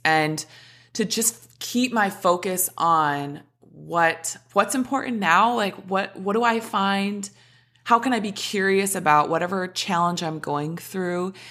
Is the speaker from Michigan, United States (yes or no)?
no; Minnesota, United States; So I was born in Minnesota, grew up, was, played all the sports under the sun